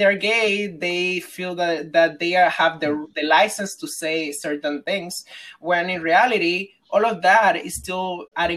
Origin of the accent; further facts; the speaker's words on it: Dominican Republic; moved away; as a Dominican growing up in Dominican Republic, around the Dominican culture